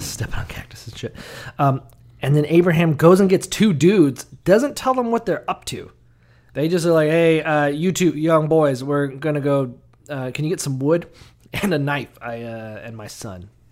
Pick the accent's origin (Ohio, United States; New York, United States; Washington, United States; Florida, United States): Florida, United States; Orlando; I'm from Orlando